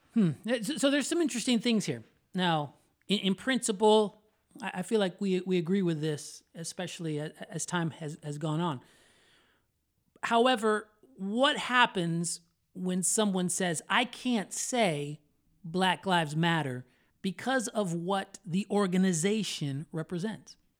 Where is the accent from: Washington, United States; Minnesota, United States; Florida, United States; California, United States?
Florida, United States; I am a Florida boy, born and raised in Florida